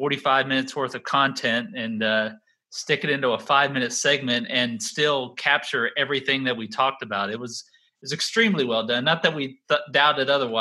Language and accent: English; Texas, United States; now in North Carolina, United States; I grew up in Texas